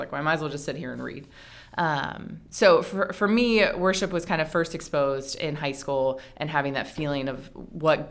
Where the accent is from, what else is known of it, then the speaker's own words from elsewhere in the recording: Western Pennsylvania, United States; moved away as an adult; also born or lived in Northern Virginia; now in Frederick, United States; I grew up in Western Pennsylvania, rodeo capital of the East